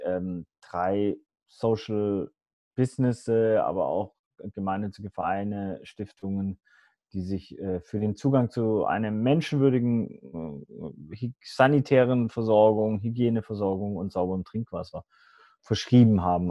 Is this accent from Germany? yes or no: yes; Hamburg, Germany; moved away as an adult; also born or lived in Swabia / Los Angeles; ich bin äh, ein Weltenbürger geboren im Schwabenländle, sozialisiert ähm, auf St. Pauli, dann nach Los Angeles gezogen